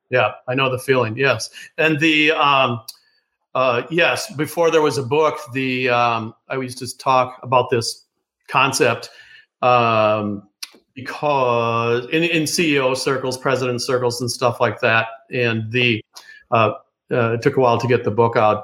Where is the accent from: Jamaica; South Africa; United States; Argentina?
United States; Oceanside, California; moved away; also born or lived in Minnesota / New York; I was born in Oceanside, California